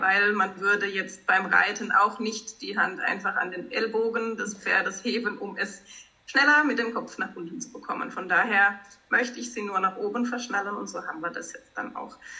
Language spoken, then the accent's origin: German; Baden-Baden, Baden-Württemberg, Germany; Ich komme aus Baden-Baden, habe dort auch einen Kutschbetrieb